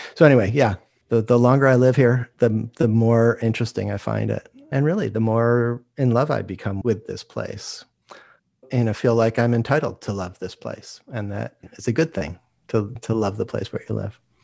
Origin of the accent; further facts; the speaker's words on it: Rochester, New York, United States; moved away as an adult; also born or lived in California; now in Santa Barbara, United States; I grew up in Rochester, New York